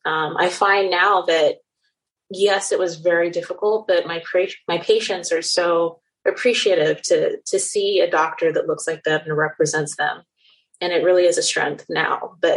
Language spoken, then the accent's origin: English; Nigeria; moved away as an adult; also born or lived in Netherlands; now in New York, United States; I came to the United States to go to college. I grew up in Nigeria and the Netherlands in Europe and went to Baylor University in Waco, Texas for undergrad